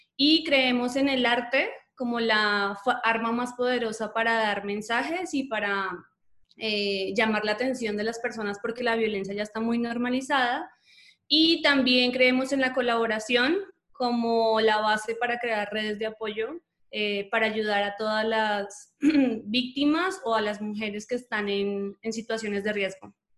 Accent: Colombia; moved away as an adult; now in Mexico; soy colombiana, pero vivo en México hace unos tres años un poquito más.

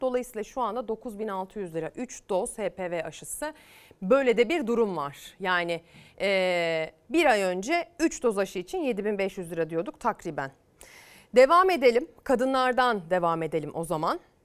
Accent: Çamaş, Ordu, Turkey; moved away; Memleketim Ordu'ya, Çamaş'a

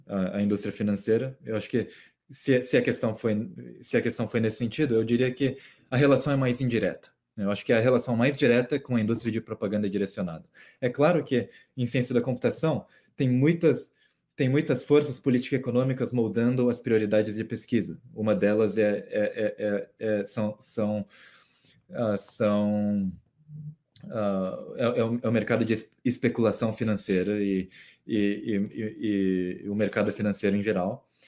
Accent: Mato Grosso do Sul, Brazil; no Mato Grosso do Sul. Ah, que, é, que é a região onde eu cresci

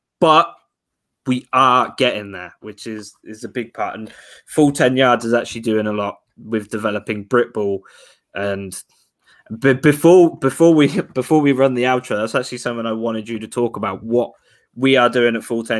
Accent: United Kingdom; I'm young, British, I'm covered in tattoos and look like a bit of a ruffian.

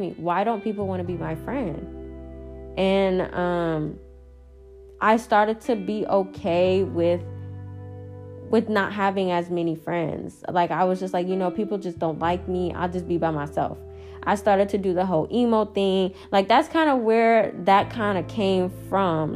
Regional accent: Dallas, Texas, United States; also born or lived in Houston, Texas; the summer of 9th grade going into 10th grade year is when I moved to Houston from Dallas

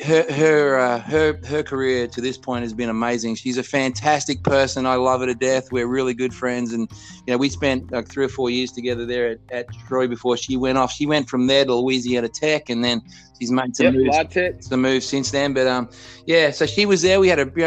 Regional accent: Australia; moved away; I'm from Australia. I grew up in Australia.

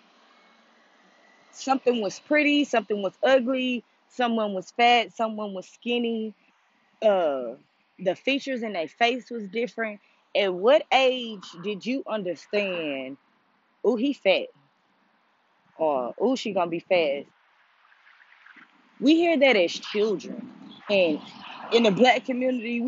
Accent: United States; in the culture of being African American

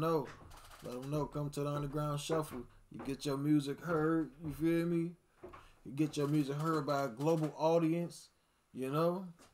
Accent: Chicago, Illinois, United States; I'm from Chicago, nigga. Like, I'm from the west side of Chicago. … I'm from the west side of Chicago, bro.

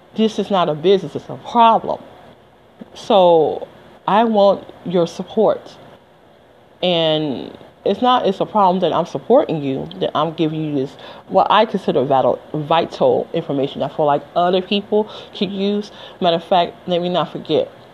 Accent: Detroit, Michigan, United States; also born or lived in Las Vegas, Nevada / Georgia; now in New Jersey, United States; I'm from Detroit, Michigan originally

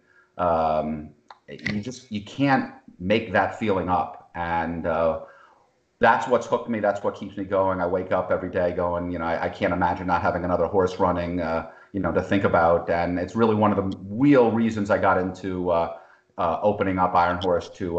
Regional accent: Boston, Massachusetts, United States; also born or lived in New York; I ended up growing up in Boston

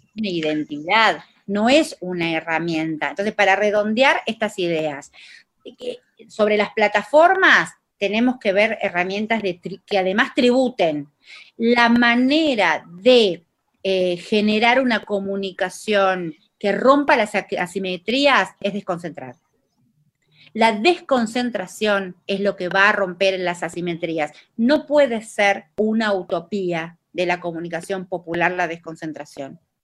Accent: Tucumán, Argentina; accent: tucumano; Hablo en tucumano yo, porque soy tucumana

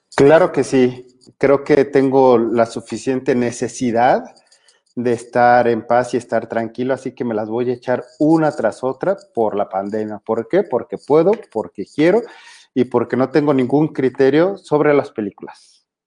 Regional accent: Mexico

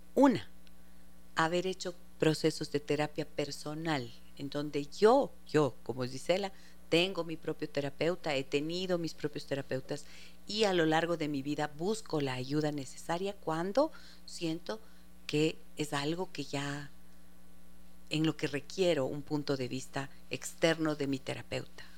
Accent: Arequipa, Peru; desde la Ciudad Blanca, desde mi tierrita linda.

